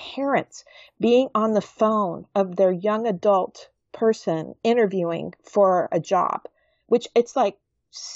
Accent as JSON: {"language": "English", "region": "the South", "country": "United States", "said": "I am from the South"}